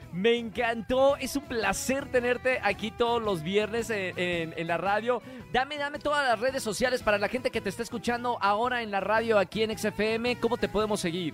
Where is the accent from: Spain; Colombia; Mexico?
Mexico; nosotros como mexicanos